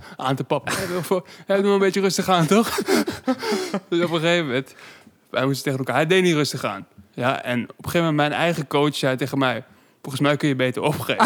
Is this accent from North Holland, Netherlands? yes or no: yes; Amsterdam, North Holland, Netherlands; toen ik opgroeide in Zuidoost